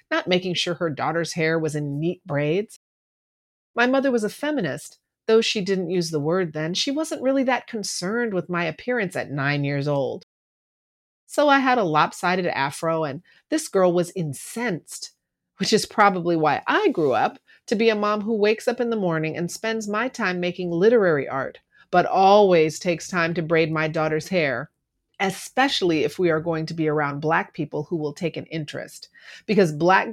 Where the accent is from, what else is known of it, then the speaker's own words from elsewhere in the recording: Berkeley, California, United States; I grew up in West Berkeley, not deep West